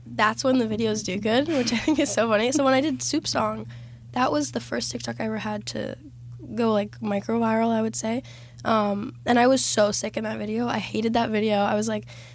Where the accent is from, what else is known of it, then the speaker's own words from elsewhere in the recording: Florida, United States; I'm from Florida, born and raised, but my dad's actually from Canada.